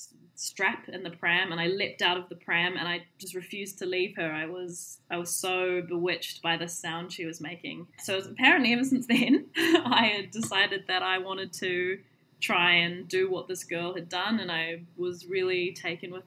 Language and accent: English; New Zealand; first language English; moved away as an adult; now in United Kingdom; I was born in New Zealand and grew up with it as my primary culture and English as my first language.